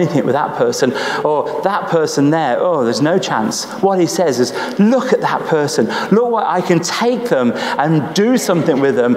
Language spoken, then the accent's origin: English; Nuneaton, West Midlands, United Kingdom; I'm not from Birmingham, okay? I'm from Nuneaton